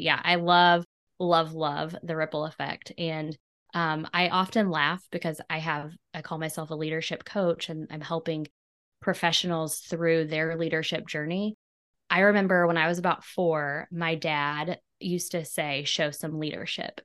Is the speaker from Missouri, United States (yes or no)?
yes; Clinton, Missouri, United States; I'm in my hometown of Clinton, Missouri. I'm actually sitting in the room that was my nursery when I was a baby